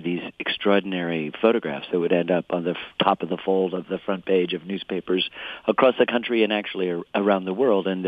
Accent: Ann Arbor, Michigan, United States; I grew up in Ann Arbor. I was there. I was a little boy, you know, 11 years old

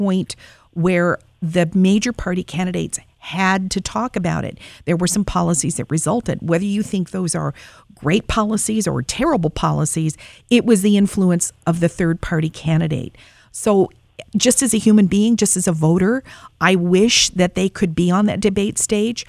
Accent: United States; As an American

